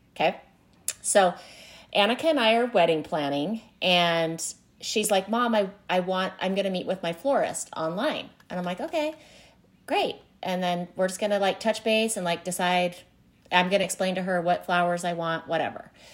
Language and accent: English; Utah, United States; I grew up in Utah